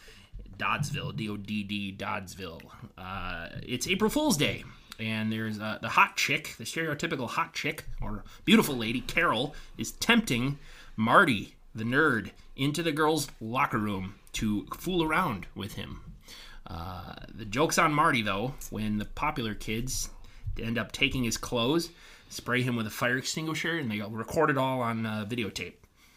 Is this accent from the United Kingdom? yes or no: yes; England, United Kingdom; English. Actually, I'm English.